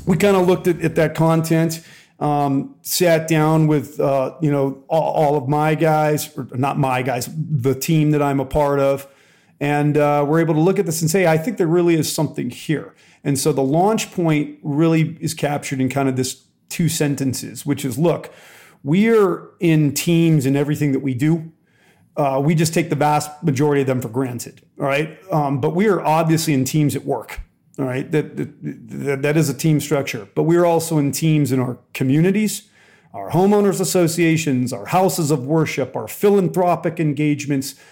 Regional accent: Southern California, United States; I was born and raised in Southern California

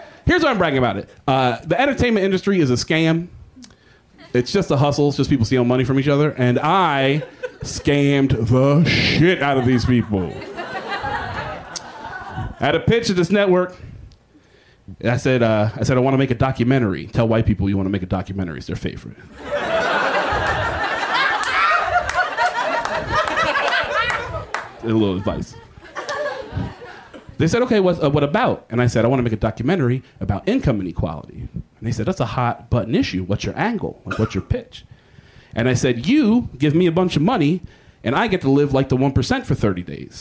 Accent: Texas, United States; I'm from Texas

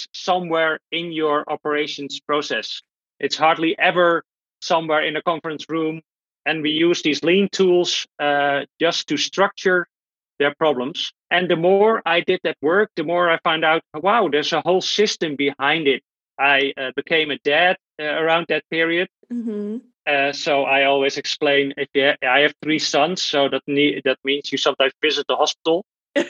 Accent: Netherlands; I'm from the Netherlands

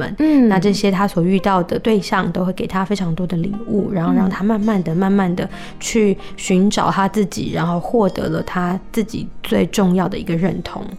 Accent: Hsinchu County, Taiwan; 因为我本身是来自新竹的客家人

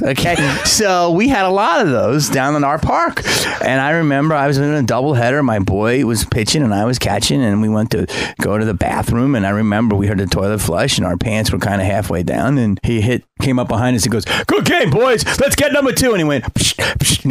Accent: Philadelphia, Pennsylvania, United States; I grew up in Philly.

